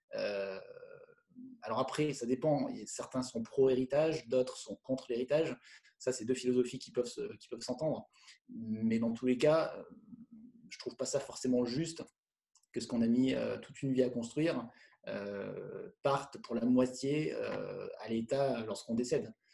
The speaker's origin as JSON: {"language": "French", "town": "Le Puy-en-Velay", "region": "Auvergne-Rhône-Alpes", "country": "France", "moved": "yes", "lives_now": "Lyon, France", "said": "je suis originaire du Puy-en-Velay, en Haute-Loire."}